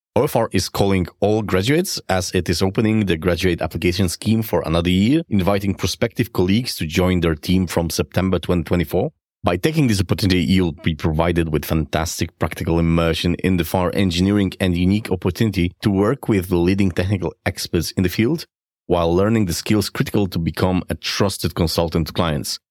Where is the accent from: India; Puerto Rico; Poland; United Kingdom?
Poland; I come from Poland and what you can imagine how Poland looks thirty years ago.